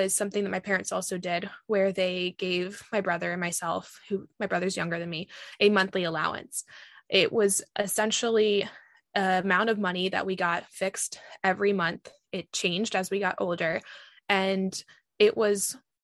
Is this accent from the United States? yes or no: yes; Virginia, United States; growing up in Virginia